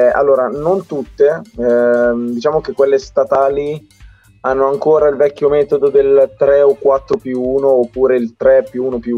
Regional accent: Italy; noi abbiamo una fortuna allucinante essere nati e cresciuti in Italia perché noi siamo cresciuti in quell'80-20

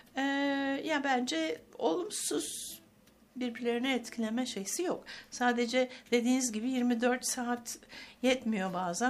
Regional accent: Istanbul, Turkey; also born or lived in Ankara / Bodrum / Cambridge; İstanbul'dayım evet, İstanbul'da doğdum.

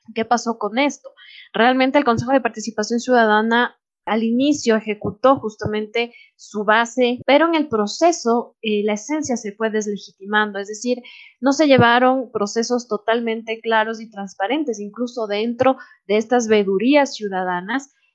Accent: Ecuador; Como ecuatorianos y sobre todo como jóvenes

